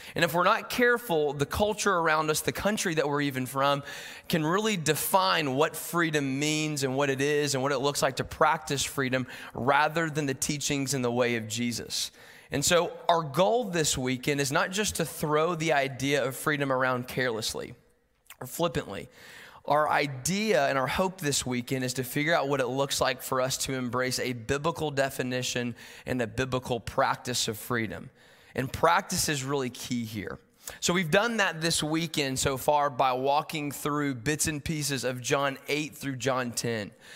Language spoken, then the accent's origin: English; Knoxville, Tennessee, United States; moved away as an adult; now in Chattanooga, United States; I'm from Knoxville originally